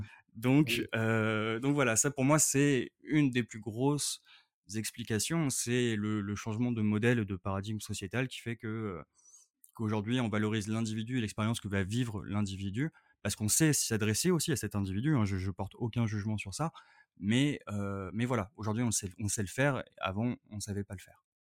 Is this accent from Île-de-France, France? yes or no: yes; Paris, Île-de-France, France; je suis parisien